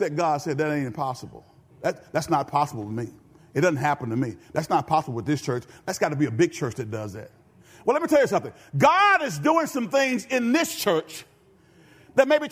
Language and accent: English; Benton, United States; I'm from Benton